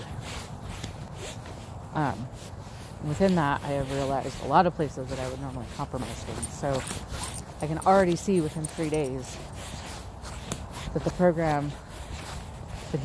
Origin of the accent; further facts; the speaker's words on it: San Diego, California, United States; now in Utah, United States; I'm from San Diego